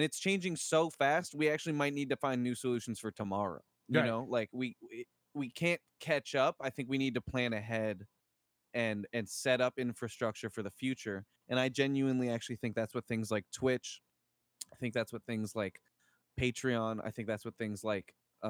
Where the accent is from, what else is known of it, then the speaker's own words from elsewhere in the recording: United States; I don't feel like I'm just an American.